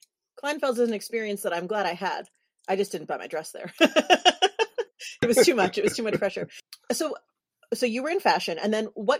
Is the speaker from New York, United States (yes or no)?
yes; New York City, New York, United States; moved away; I'm from New York City originally